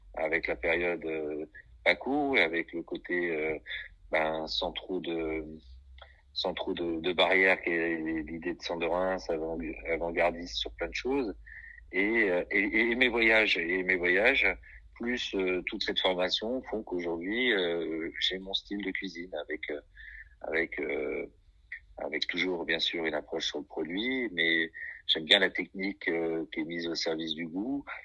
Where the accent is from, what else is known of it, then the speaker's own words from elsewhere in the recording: Brittany, France; je suis un Breton des terres